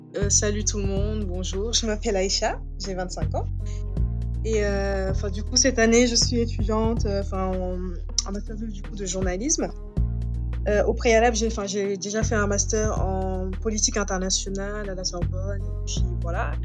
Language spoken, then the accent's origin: French; Dakar, Senegal; moved away as an adult; Je suis sénégalaise. Je suis née au Sénégal, à Dakar. J'ai grandi là-bas.